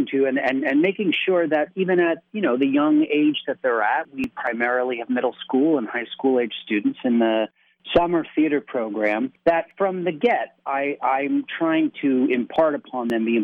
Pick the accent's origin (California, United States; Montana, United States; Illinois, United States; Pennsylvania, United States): Pennsylvania, United States; Stroudsburg; I grew up in the Stroudsburg, Delaware Water Gap area. I attended East Stroudsburg High School